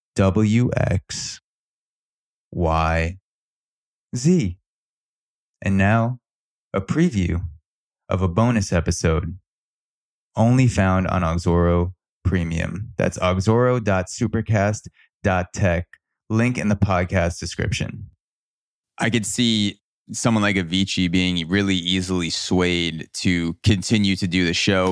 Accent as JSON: {"language": "English", "region": "New York", "country": "United States", "tie": "born or raised there", "said": "I was born in New York in the early 90s and I've always been in the United States"}